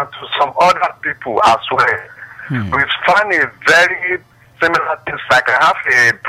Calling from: Badagry, Lagos, Nigeria; I'm calling from Badagry.

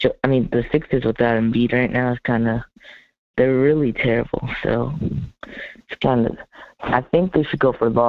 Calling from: New Jersey, United States; I'm calling from New Jersey.

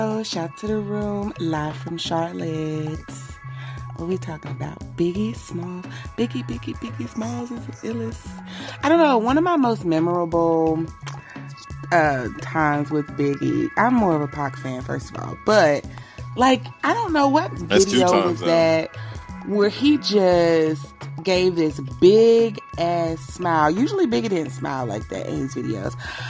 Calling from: Puerto Rico; Yes, I am calling from Puerto Rico.

